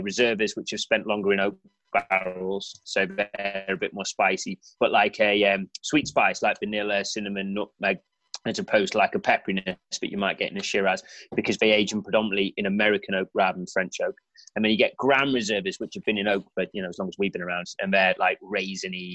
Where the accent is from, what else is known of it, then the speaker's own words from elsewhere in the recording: just outside of Crewe, North West England, United Kingdom; I grew up just outside of Crewe